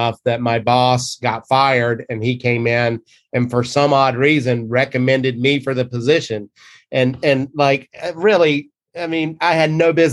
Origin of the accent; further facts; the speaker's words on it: the South, United States; moved away; growing up in the South